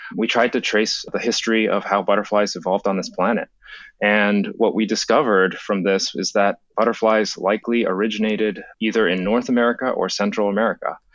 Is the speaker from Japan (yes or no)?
yes; Japan; moved away; When I was a, a kid, I grew up in Japan